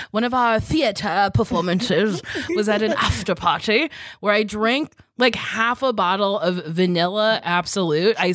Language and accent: English; New Jersey, United States; moved away as an adult; also born or lived in New York; I'm not trying to go back to oh Jersey anytime soon.